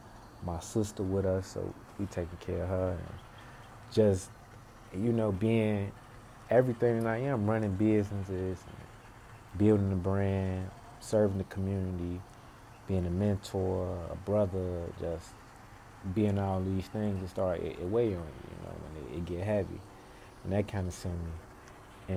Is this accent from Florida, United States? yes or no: no; Chicago, Illinois, United States; I'm born and raised in Chicago on the South Side, Inglewood, 63rd, and Damon, that area